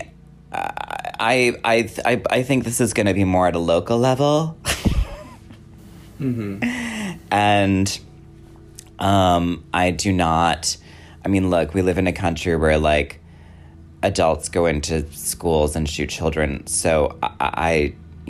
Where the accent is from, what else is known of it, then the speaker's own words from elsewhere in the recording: Wisconsin, United States; I grew up in Wisconsin.